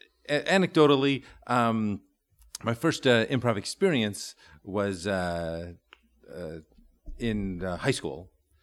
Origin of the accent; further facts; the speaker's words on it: Wheaton, Illinois, United States; I grew up in Wheaton, which is about 40 minutes due west.